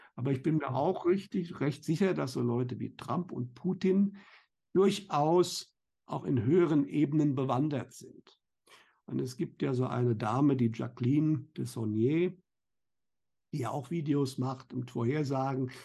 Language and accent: German; Germany; bei uns in Deutschland